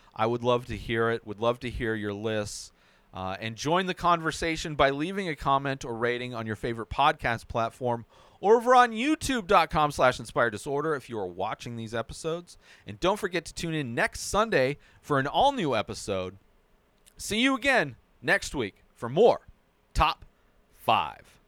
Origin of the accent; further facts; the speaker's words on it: Southern California, United States; I grew up in Southern California, not necessarily at the beach